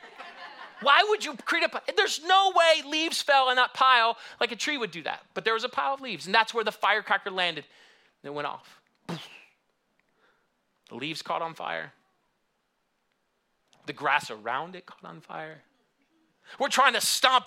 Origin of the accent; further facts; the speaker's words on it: Michigan, United States; moved away; also born or lived in Houston; I grew up in Michigan